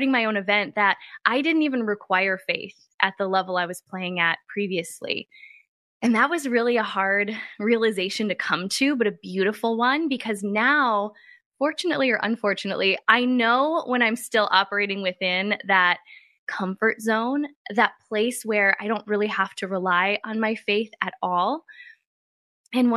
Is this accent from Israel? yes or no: no; Midwest, United States; I grew up in a very small town. I came from the Midwest.